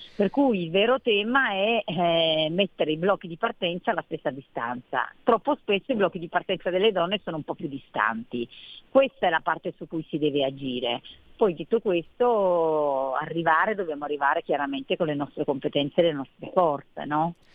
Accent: Cuneo, Piedmont, Italy; moved away as an adult; also born or lived in Lombardy; sono piemontese nata a Cuneo. Sono eh. arrivata in Lombardia a 18 anni quindi mi sento abbastanza lombarda

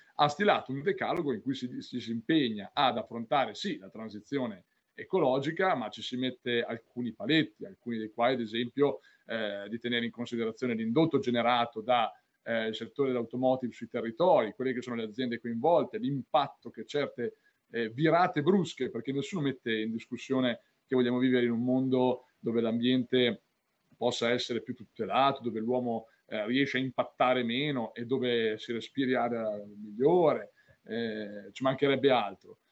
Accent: Sassuolo, Emilia-Romagna, Italy; io tra l'altro sono di Sassuolo, quindi sono nel Crocevilla, Modena e Reggio, conosco bene la provincia, anzi sono anche forse più originario di Reggio che non di Modena

